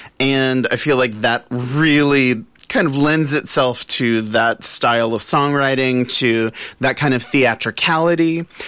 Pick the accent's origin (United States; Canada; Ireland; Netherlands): United States; the South; growing up in the South, like there were always, you know, Broadway shows, and my dad's family lived in St. Louis